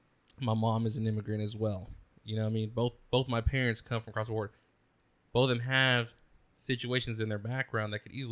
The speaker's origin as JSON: {"language": "English", "town": "Oakdale", "region": "California", "country": "United States", "tie": "born or raised there", "said": "I grew up in a very racially you know, motivated area. You know, I grew up in Oakdale."}